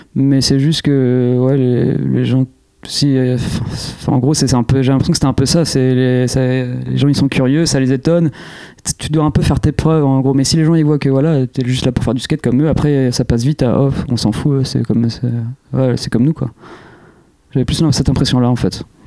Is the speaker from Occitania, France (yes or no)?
no; Jouy-en-Josas, Île-de-France, France; À jouer en Josas, dans les Yvelines. Donc c'est là d'où je viens.